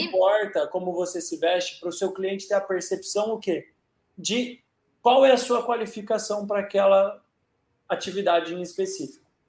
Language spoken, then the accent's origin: Portuguese; Brazil; a gente é brasileiro